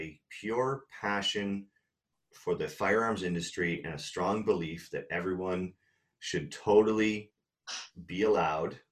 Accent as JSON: {"language": "English", "country": "Canada", "tie": "born or raised there", "said": "I didn't grow up in LA. I grew up in Canada."}